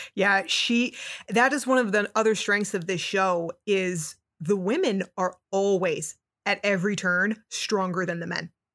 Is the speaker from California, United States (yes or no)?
no; Newark, New Jersey, United States; I'm from Newark, New Jersey, from that similar area. raised in that ethnic working class Catholic background